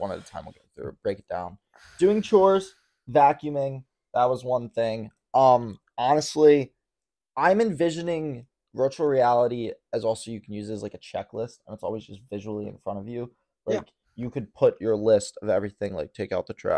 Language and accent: English; United States; as an American citizen.